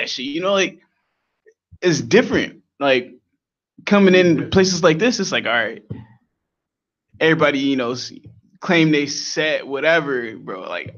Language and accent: English; Chicago, Illinois, United States; I'm from the Hundreds. I grew up on the 120th Prairie